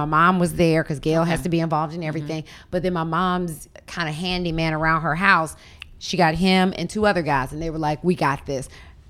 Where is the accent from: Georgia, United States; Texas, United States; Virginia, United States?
Georgia, United States; Atlanta; moved away; I was there Wednesday night through Sunday in Atlanta hanging out. Because that's my hometown.